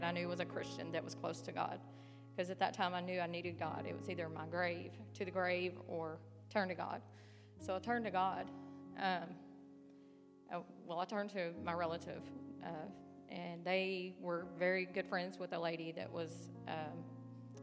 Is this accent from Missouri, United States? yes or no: no; Northwest Tennessee, United States; moved away as an adult; now in West Virginia, United States; I'm from Northwest Tennessee.